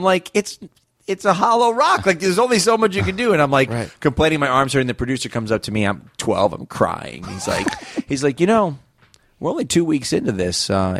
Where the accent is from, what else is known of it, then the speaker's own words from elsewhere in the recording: Las Vegas, Nevada, United States; I was born in Vegas.